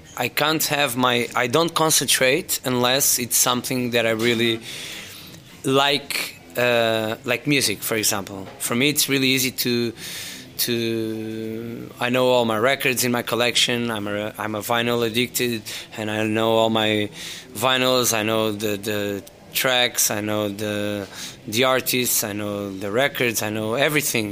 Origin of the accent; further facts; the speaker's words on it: Faro, Algarve, Portugal; moved away as an adult; also born or lived in London; now in Lisbon, Portugal; I was born and raised in Faro